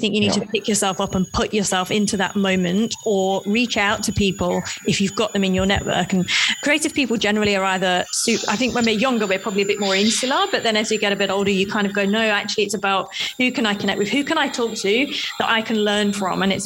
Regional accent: United Kingdom; as a Brit

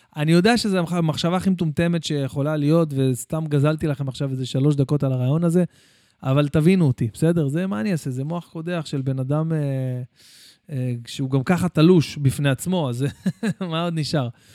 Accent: Bat Yam, Tel Aviv District, Israel; also born or lived in Jerusalem; אני אה, גדלתי בירושלים והגעתי לבת ים בגיל שבע

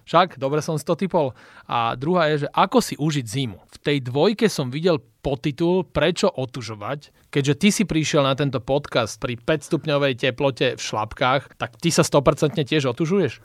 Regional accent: Slovakia; sme my Slováci

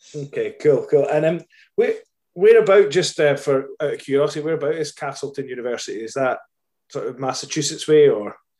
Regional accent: Scotland, United Kingdom; I'm Scottish

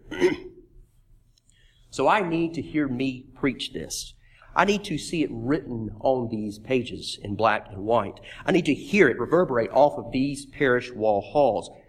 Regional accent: Meridian, Mississippi, United States; Meridian, Mississippi, my hometown.

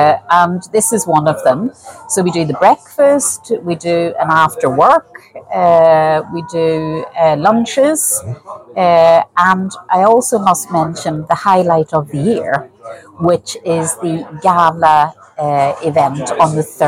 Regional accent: Ireland; now in Sweden; as Irish professionals in Sweden and in the Nordics, it's really beneficial to share knowledge, share experiences.

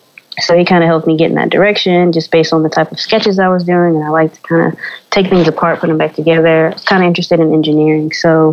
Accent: Winston-Salem, North Carolina, United States; where I grew up in Winston-Salem, North Carolina.

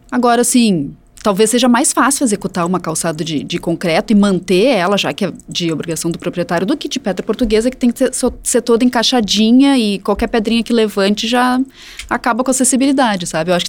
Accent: Canela, Rio Grande do Sul, Brazil; Canela, minha cidade natal

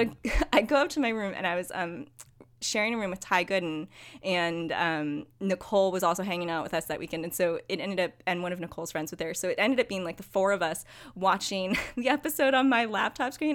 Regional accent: United States; as an American

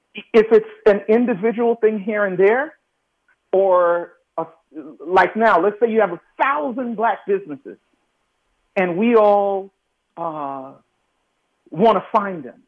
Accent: New York City, New York, United States; I'm from New York City. I'm born in the projects in Brooklyn and grew up in New York, grew up in Queens after

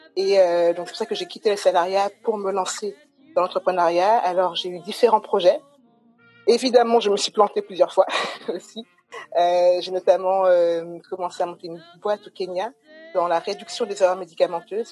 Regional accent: Guadeloupe; moved away as an adult; also born or lived in Paris; now in France; Donc j'ai grandi en Guadeloupe, j'ai toujours vécu en Guadeloupe

